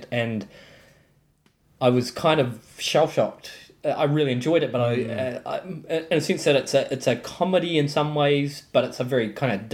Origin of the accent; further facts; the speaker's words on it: East Coast, Gisborne, New Zealand; moved away; I grew up on the East Coast